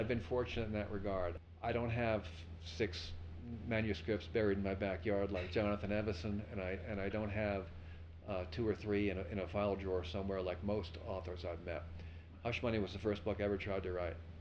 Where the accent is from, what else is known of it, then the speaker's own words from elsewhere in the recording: Levittown, New York, United States; moved away; also born or lived in Pasadena; I grew up in Levittown, New York.